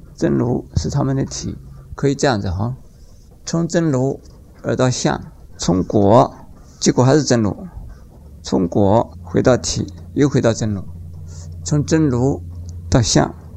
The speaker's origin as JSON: {"language": "Chinese", "country": "Taiwan", "said": "我们台湾"}